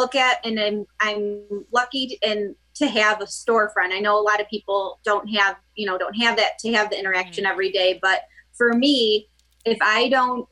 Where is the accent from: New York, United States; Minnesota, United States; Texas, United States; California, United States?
New York, United States; Gates; also born or lived in Boston / Spencerport, New York; I grew up in Gates, New York